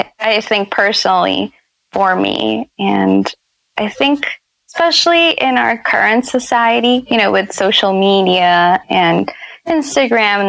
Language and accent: English; New Orleans, Louisiana, United States; I grew up in New Orleans